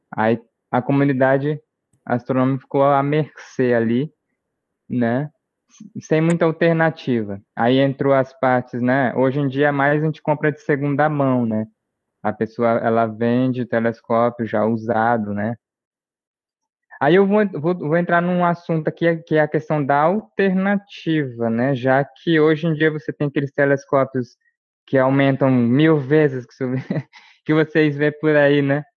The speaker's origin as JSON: {"language": "Portuguese", "country": "Brazil", "said": "nós aqui, como brasileiros também"}